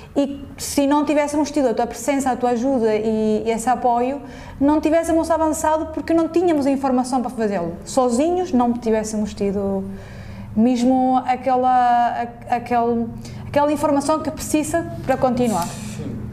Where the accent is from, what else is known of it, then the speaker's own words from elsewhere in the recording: Venezuela; moved away as an adult; also born or lived in Portugal; now in Lisbon, Portugal; eu sou venezuelana, portanto, emigrei para Portugal